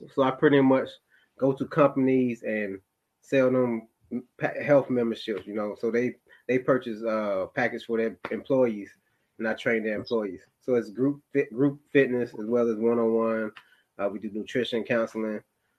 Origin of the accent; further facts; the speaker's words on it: Elizabeth City, North Carolina, United States; born there; I was born in Elizabeth City, North Carolina. I went to North Carolina A&T State University. Parents are military, so I moved around quite a bit.